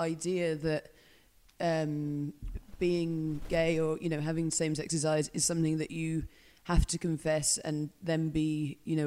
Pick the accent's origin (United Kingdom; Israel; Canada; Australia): United Kingdom; Tring, East of England; moved away as an adult; now in Glasgow, United Kingdom; I grew up in a little town called Tring, which is just north of London